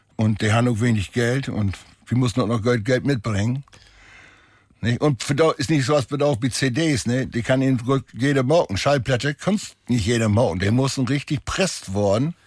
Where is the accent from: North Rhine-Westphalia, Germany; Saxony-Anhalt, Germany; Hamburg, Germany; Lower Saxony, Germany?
Lower Saxony, Germany; Holtermoor; also born or lived in Harlingerland/Jeverland; now in Jeverland, Germany; ich bin ja obwussen an Grenzen nach Saterland hin, also in Holtermoor